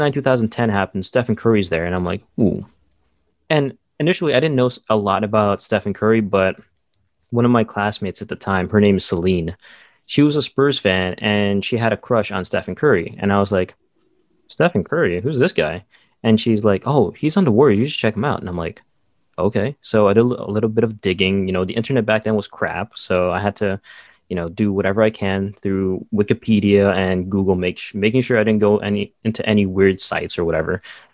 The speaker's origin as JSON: {"language": "English", "country": "Saudi Arabia", "tie": "born or raised there", "said": "Growing up in Saudi Arabia, we didn't get a lot of news."}